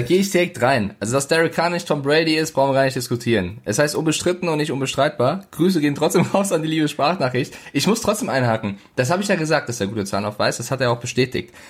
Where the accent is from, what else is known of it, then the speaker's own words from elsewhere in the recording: Frankfurt, Hesse, Germany; now in Munich, Germany; Also ich bin Frankfurter, deswegen München, äh, das nehme ich mir nicht an. Ich komme aus Frankfurt und bin stolz drauf